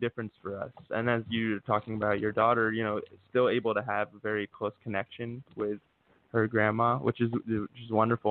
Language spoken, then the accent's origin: English; Philadelphia, Pennsylvania, United States; moved away as an adult; now in Los Angeles, United States; I'm currently located in LA. Um, I grew up in Philadelphia and spent a lot of time in my Northeast, but about a year ago moved out here